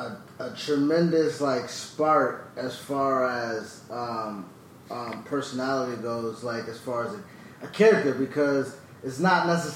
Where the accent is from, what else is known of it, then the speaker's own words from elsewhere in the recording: Buffalo, New York, United States; 518. I'm from Buffalo.